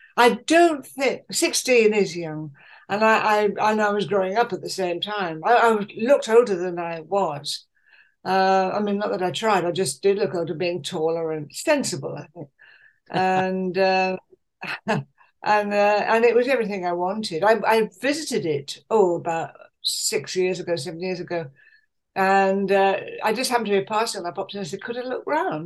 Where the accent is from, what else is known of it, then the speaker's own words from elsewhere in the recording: Leeds, Yorkshire and the Humber, United Kingdom; moved away as an adult; also born or lived in Hull / London / Manchester; I was born in Hull during the war, but brought up in Leeds